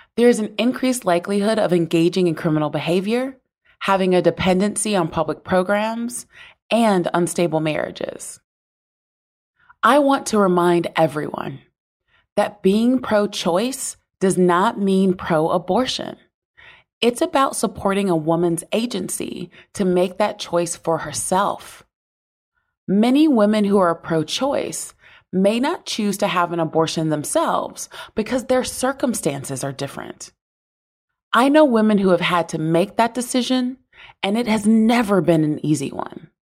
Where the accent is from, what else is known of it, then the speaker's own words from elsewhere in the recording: the South, United States; I was born into poverty in the South.